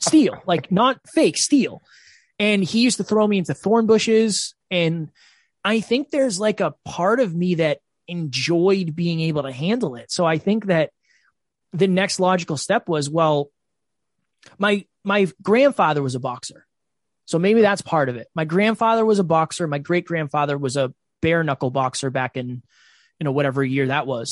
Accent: Uxbridge, Massachusetts, United States; I am originally from Uxbridge, Massachusetts

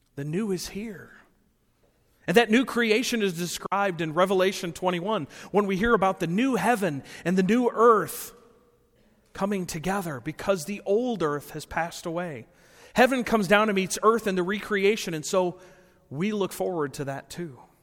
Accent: Rockford, Illinois, United States; moved away as an adult; also born or lived in Appleton, Wisconsin; growing up in Rockford for so many years

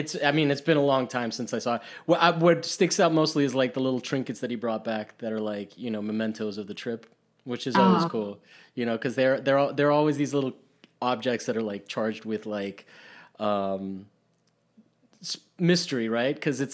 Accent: Rome, Lazio, Italy; Yeah, I grew up in Rome. And my dad worked for

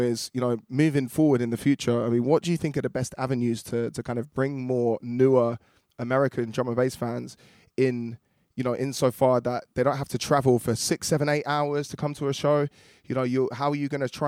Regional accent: United Kingdom; being from the UK

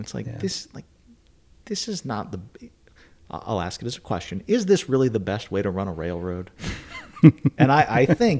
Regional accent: Northeast, United States; I grew up in the Northeast, so it was so hot.

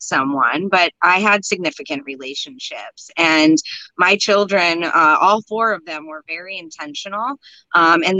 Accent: Los Angeles, California, United States; also born or lived in India; I was brought up in Hollywood and media and all

